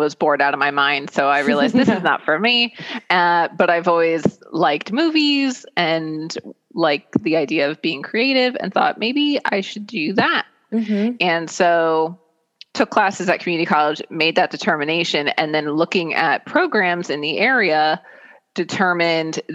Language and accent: English; Lehigh Valley, Pennsylvania, United States; moved away as an adult; I'm a Lehigh Valley native. Born and raised in the Lehigh Valley.